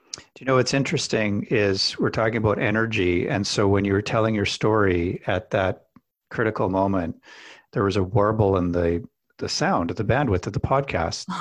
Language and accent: English; Alberta, Canada; I grew up in Alberta